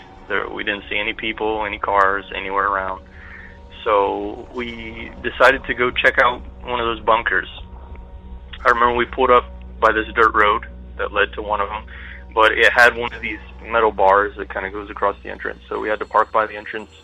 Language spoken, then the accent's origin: English; southern Ohio, United States; I grew up in a pretty small southern Ohio town.